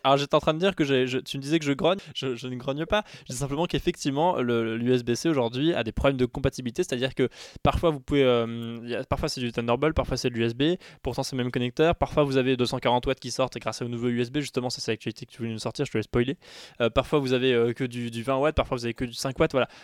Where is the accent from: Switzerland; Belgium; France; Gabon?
France; chez nous en France